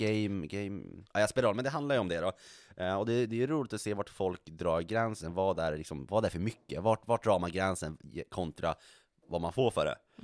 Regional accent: Norrland, Sweden; now in Stockholm, Sweden; jag identifierar mig så kraftigt som, som norrlänning och vill inte tappa det

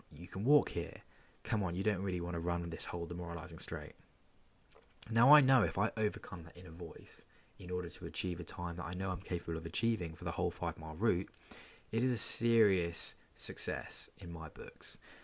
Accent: Portsmouth, South East England, United Kingdom; my hometown of Portsmouth.

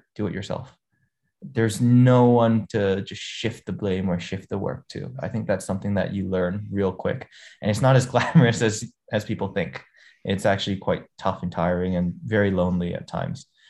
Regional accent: Hong Kong; also born or lived in United States; I grew up in Hong Kong

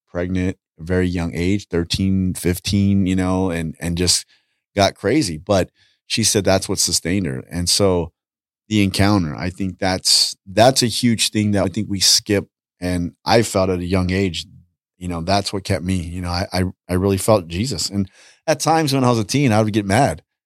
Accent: Los Angeles, California, United States; I grew up in Southeast L A.

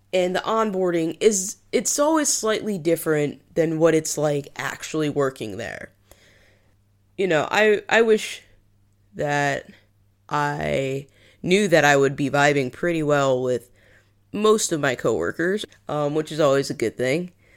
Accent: New England, United States; moved away as an adult; also born or lived in Liverpool, United Kingdom; now in United Kingdom; I'm from New England

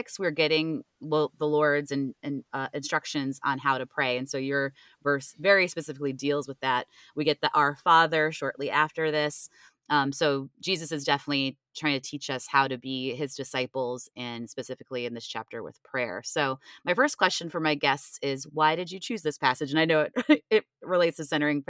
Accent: Cleveland, Ohio, United States; now in Richmond, United States; I'm originally from Cleveland, Ohio, so it is freezing there from like October to like April. So I live in Richmond, Virginia currently

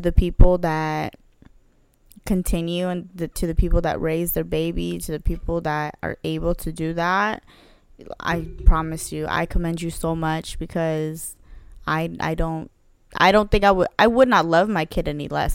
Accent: United States; born or raised there; accent: Chilean (in Spanish); first language Spanish; English is a second language

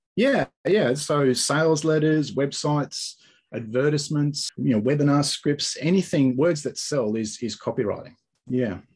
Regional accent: Australia; also born or lived in Sunshine Coast, Queensland; I talk a bit different to you. So um, I'm from Australia

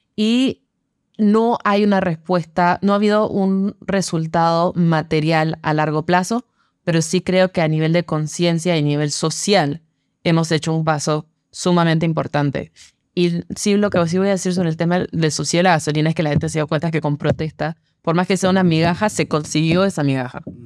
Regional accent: Panama; como panameños y panameñas

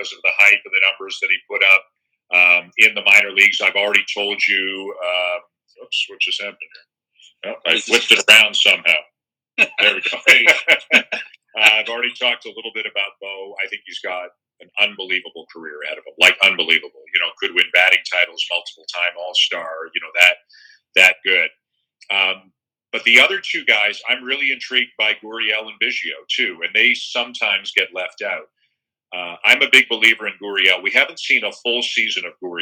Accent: Toronto, Ontario, Canada; being from Toronto, I'd be lying if I said that it's not a little bit extra special to cover a team from my hometown

